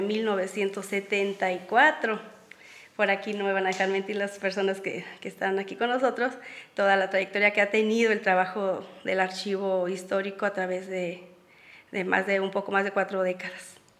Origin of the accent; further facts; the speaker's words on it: Jaripitío, Guanajuato, Mexico; también soy de Jaripitío, al igual que Franco